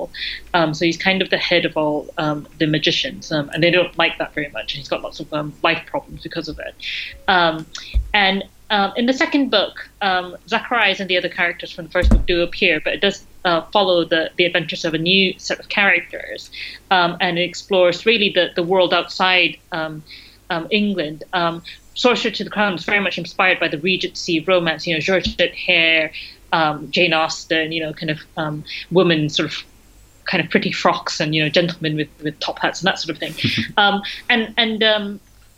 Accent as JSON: {"language": "English", "country": "Malaysia", "tie": "born or raised there", "moved": "as an adult", "lives_now": "United Kingdom", "said": "I grew up in Malaysia"}